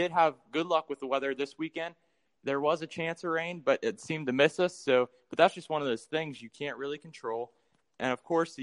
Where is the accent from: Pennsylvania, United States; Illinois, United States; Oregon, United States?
Pennsylvania, United States; Tionesta; I'm from Tynesta, Pennsylvania. So Western